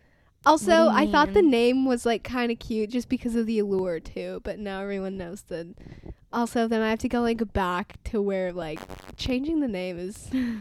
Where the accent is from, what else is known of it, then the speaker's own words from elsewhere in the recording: Arizona, United States; We're doing this over the phone. I'm from Arizona.